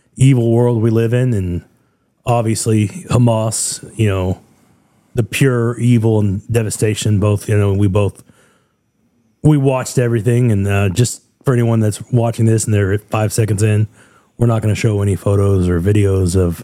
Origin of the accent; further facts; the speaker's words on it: United States; I say this as an American